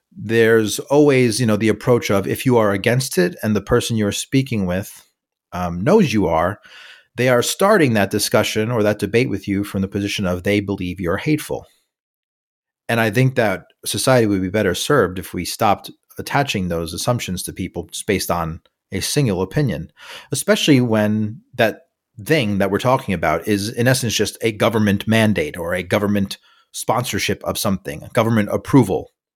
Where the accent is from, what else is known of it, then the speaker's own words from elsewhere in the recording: New York City, New York, United States; moved away; also born or lived in California; I'm from New York City, I've lived in California for a couple of years